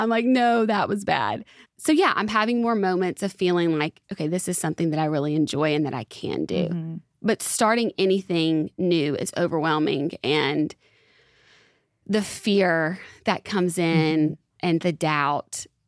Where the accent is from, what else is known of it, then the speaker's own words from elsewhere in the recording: Alabama, United States; also born or lived in Santa Monica, California; now in Nashville, United States; I'm originally from Alabama